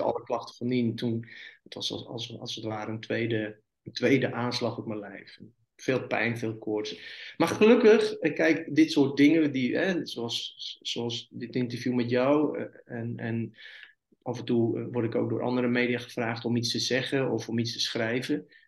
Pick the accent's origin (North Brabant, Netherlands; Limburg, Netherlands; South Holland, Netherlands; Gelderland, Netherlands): North Brabant, Netherlands; moved away as an adult; now in Middelburg, Netherlands; Ik ben een Brabander